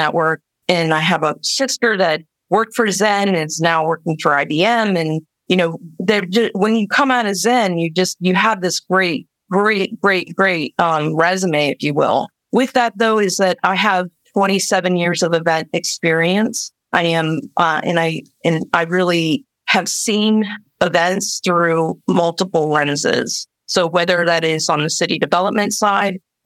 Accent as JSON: {"language": "English", "region": "Midwest", "country": "United States", "said": "I am like this Midwestern person"}